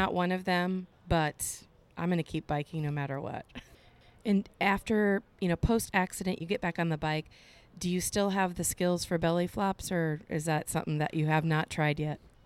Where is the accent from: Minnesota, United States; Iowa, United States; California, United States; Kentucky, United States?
Iowa, United States; Cedar Rapids; in my hometown in Cedar Rapids